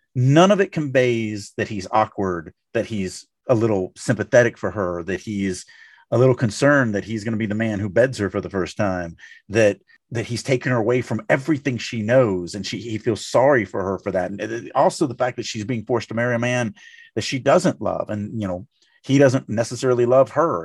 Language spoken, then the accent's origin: English; Louisiana, United States; I come from Louisiana